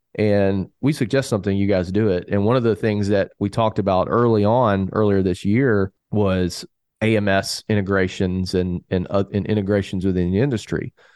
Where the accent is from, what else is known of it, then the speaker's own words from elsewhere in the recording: the South, United States; I'm from the South